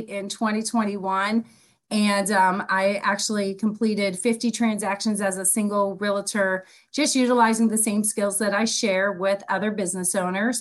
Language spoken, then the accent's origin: English; Pittsburgh, Pennsylvania, United States; also born or lived in East Coast; now in Palm Coast, United States; I'm originally from Pittsburgh, Pennsylvania, and I have had the pleasure of living all up and down the East Coast, but I found my home and have dug my roots right here in Palm Coast, Florida